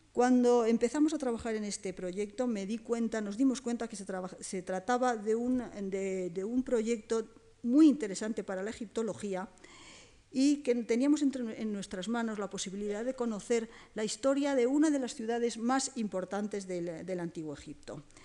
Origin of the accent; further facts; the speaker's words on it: Spain; somos los españoles